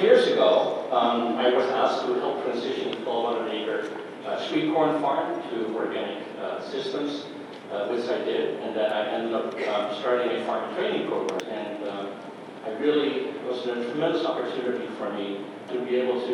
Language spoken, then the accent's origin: English; Amsterdam, North Holland, Netherlands; moved away as an adult; also born or lived in Minnesota / New York; now in Johnstown, United States; I was born in Amsterdam, in the Netherlands, and decided I wanted to be a farmer